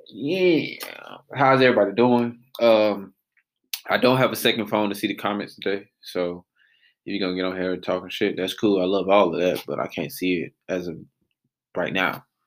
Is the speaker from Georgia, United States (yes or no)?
yes; Atlanta, Georgia, United States; born and raised in Atlanta, Georgia.